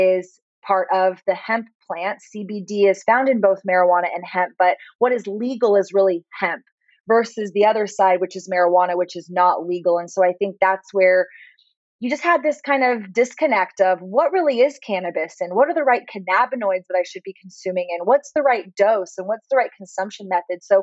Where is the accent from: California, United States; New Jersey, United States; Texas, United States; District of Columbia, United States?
Texas, United States; Austin; growing up in Austin, we are a little bit more of a hippie city